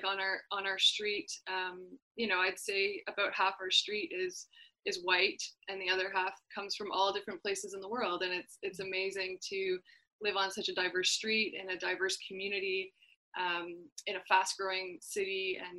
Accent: Quebec, Canada; first language English; also born or lived in Vaudreuil-Dorion; I grew up as an English-speaking person in Quebec, and a lot of when I've traveled, people were shocked, like, oh, you don't have a French accent. It's, no, because English is actually my first language, and that 23% of Quebec is actually English-speaking.

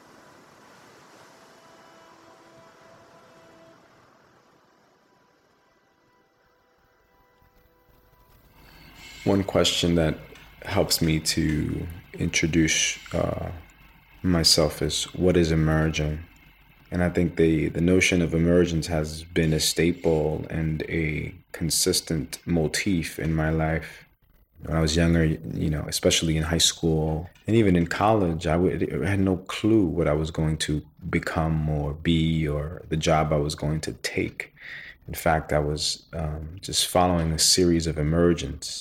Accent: New York City, New York, United States; We were raised in New York City

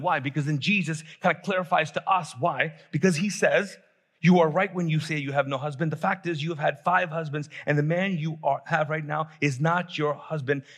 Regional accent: Pakistan; I'm actually Pakistani

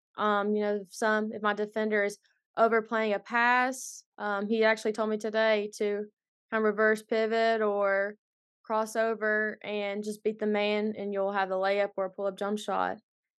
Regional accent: Kentucky, United States; Well, it's not a whole lot to do in Eastern Kentucky, for sure. But, you know, ultimately, not just Boyd County, but the whole area itself, there's been a lot of good basketball players growing up.

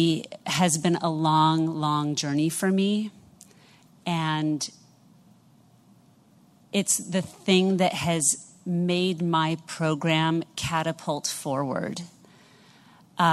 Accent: New York City, New York, United States; I am from New York City

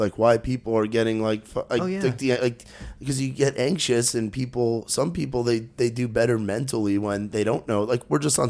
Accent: New York, United States; Growing up in New York, it's just not wasn't a huge thing.

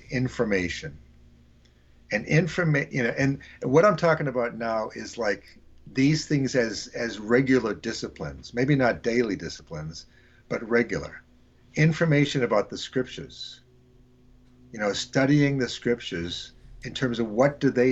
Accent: Boston, Massachusetts, United States; indigenous Bostonian

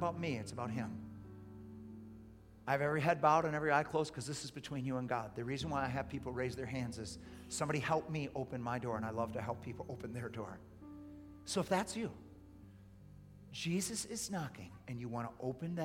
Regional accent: United States; as an American

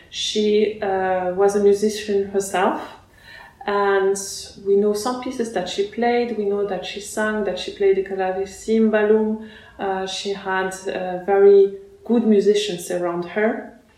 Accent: France; also born or lived in Russia / Barcelona, Spain / Lyon, France / Basel, Switzerland; I was born in Russia and then I grew up in France

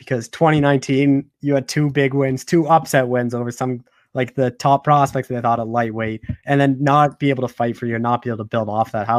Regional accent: Canada; as a Canadian

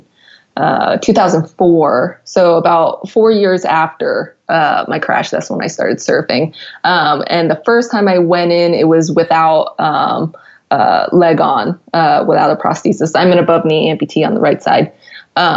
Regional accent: New Jersey, United States; moved away as an adult; now in San Diego, United States; I'm from Jersey

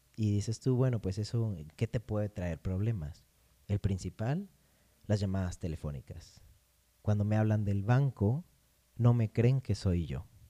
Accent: Morelos, Mexico; yo nací en Morelos

